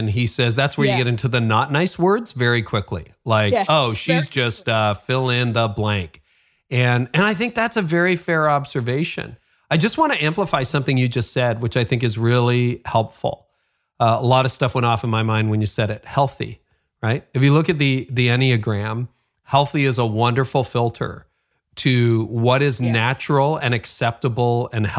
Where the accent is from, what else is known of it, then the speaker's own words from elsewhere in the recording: Nigeria; what part of that is because I'm a woman or because I'm Nigerian or because I don't fit your idea of what a leader looks like or sounds like